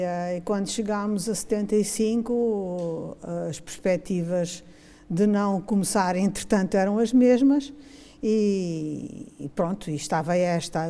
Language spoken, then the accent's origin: Portuguese; Mozambique; moved away as an adult; now in Braga, Portugal; eu sou, sou de Moçambique, nasci em uhum. Moçambique